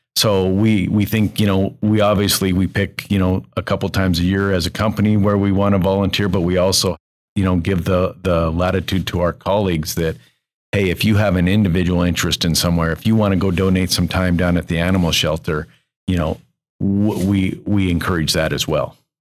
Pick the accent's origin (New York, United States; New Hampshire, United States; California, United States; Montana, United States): Montana, United States; Billings; I grew up in Billings